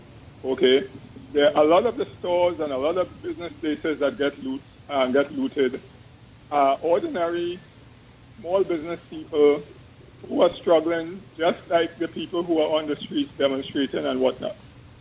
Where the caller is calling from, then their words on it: Hoboken, New Jersey, United States; I'm calling from Hoboken.